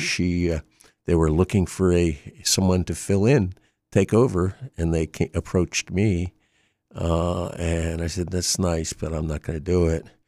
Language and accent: English; Wilmington, Delaware, United States; also born or lived in Drexel Hill, Pennsylvania / Pottstown, Pennsylvania; I grew up in Wilmington